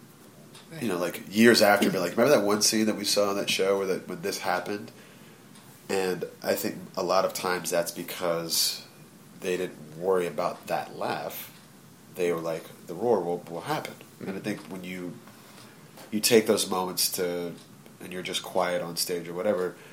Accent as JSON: {"language": "English", "region": "Virginia", "country": "United States", "tie": "born or raised there", "said": "I grew up in Virginia"}